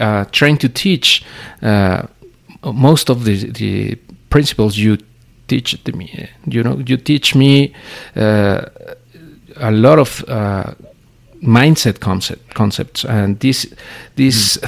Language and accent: English; Mexico; we in Mexico cannot live